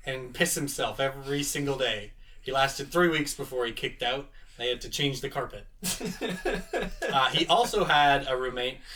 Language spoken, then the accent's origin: English; Canada; three Canadians